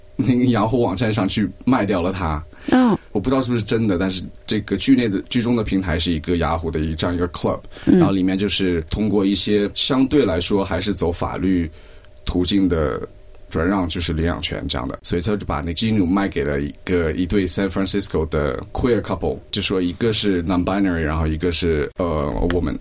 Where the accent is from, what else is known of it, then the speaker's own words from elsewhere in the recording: China; moved away; 我是在中国长长大